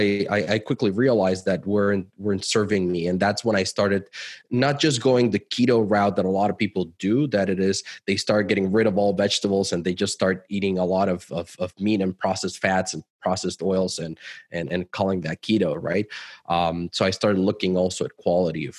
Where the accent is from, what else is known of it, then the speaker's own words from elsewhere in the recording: Mexico City, Mexico; moved away as an adult; also born or lived in Cancun / United States; I'm originally from Mexico. I grew up in Mexico City, lived in Cancun. We've lived in the US for a while as well.